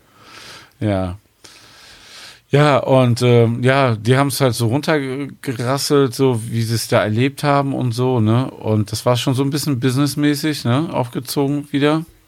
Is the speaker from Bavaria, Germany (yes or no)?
no; Cologne, North Rhine-Westphalia, Germany; als Kölner